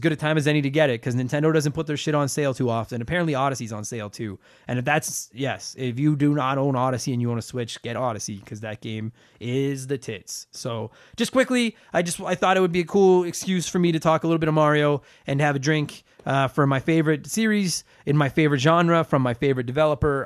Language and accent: English; Canada; I'm from Canada.